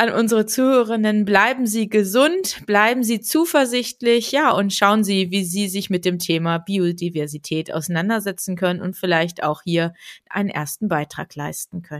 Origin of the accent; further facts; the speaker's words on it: Germany; ich komme aus dem Harz